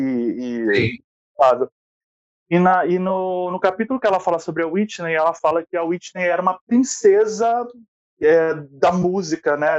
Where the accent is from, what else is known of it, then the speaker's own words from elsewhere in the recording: Rio de Janeiro, Brazil; Eu sou professor, sou do Rio de Janeiro